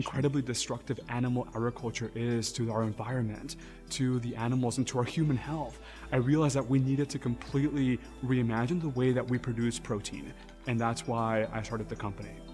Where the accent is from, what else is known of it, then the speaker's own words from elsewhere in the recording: Texas, United States; I grew up in Texas, and I'm Mexican by heritage